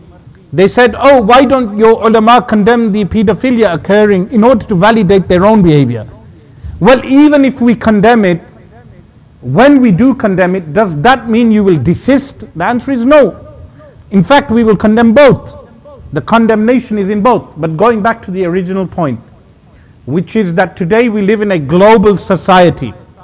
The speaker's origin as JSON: {"language": "English", "country": "United Kingdom", "tie": "born there", "said": "A Muslim who carries a British passport. A Muslim who was born in Britain. In this sense, I am British."}